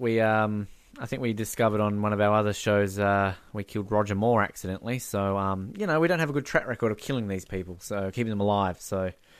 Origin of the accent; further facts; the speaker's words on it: Australia; Yeah, like it's worrying to me when people don't distinguish that I'm Australian. Oh, I couldn't hear your accent. I'm like, oh shit, I'm sounding like one of you now.